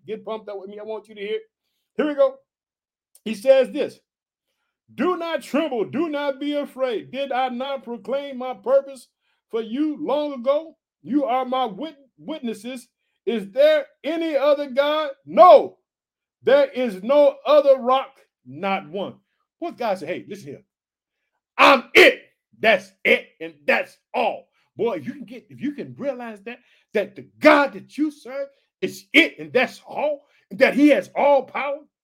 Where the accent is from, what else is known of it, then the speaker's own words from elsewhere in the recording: Illinois, United States; We're heard in Illinois, which is my home state. I reside in the city of Chicago